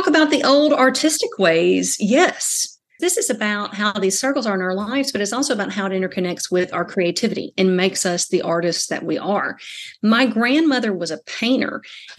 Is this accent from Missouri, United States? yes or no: no; Sinking Fork, Kentucky, United States; accent: Southern; I am from Sinking Fork, Kentucky, which is in Christian County on the Tennessee border.